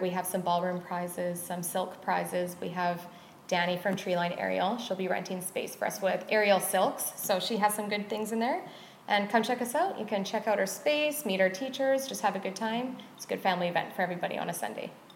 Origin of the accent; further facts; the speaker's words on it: Squamish, British Columbia, Canada; I was born and raised in Squamish